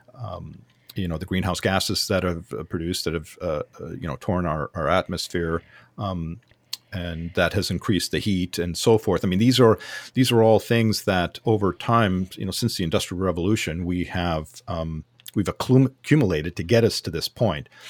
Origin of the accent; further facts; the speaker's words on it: Southern California, United States; I grew up in Southern California